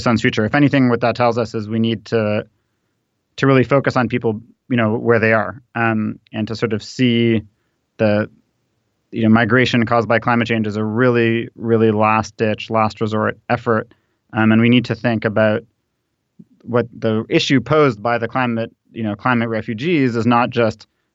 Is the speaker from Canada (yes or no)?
yes; Canada; I was born in Canada, but my mother immigrated from Guatemala.